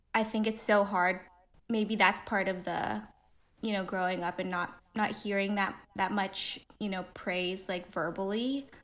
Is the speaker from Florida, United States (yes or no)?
no; Pasadena, California, United States; I grew up in Pasadena